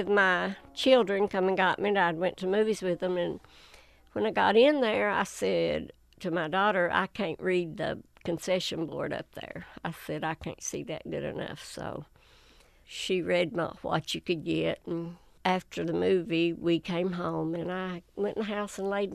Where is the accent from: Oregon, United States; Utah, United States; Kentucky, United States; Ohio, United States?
Kentucky, United States; Whitesburg; born or raised there